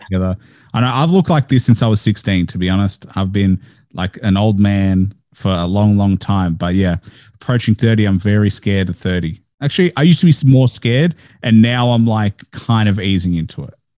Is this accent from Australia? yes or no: yes; Melbourne, Victoria, Australia; I was born in Australia. I'm first generation